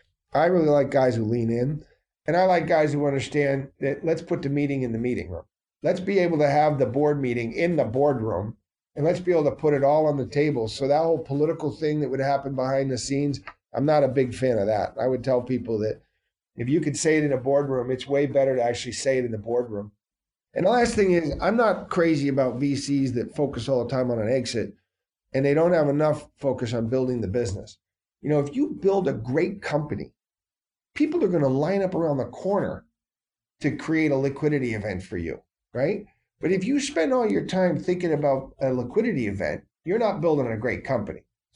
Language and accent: English; Vermont, United States; I was a Patriot fan my entire life growing up in the Northeast Kingdom.